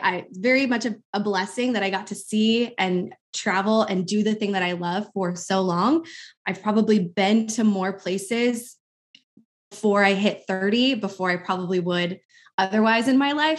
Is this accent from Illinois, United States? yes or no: no; Albuquerque, New Mexico, United States; moved away as an adult; now in Milwaukee, United States; I'm actually originally from Albuquerque, New Mexico